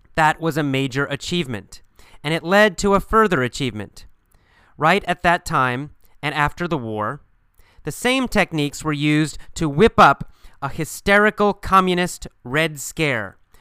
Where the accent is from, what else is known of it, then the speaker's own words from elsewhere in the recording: United States; being an American